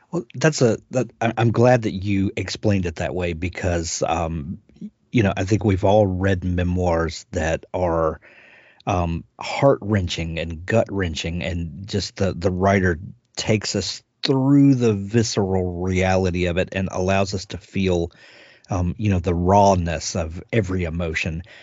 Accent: South Mississippi, United States; I'm from South Mississippi

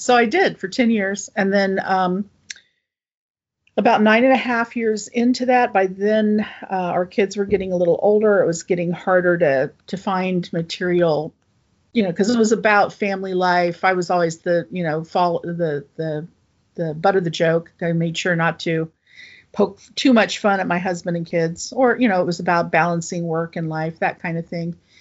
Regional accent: Appalachia, United States; I could set it in my home state, but also Appalachia and draw on, uh, you know, kind of my roots

